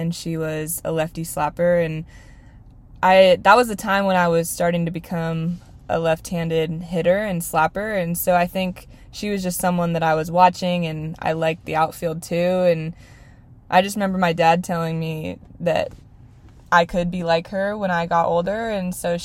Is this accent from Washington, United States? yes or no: yes; Redmond, Washington, United States; I'm from Redmond, Washington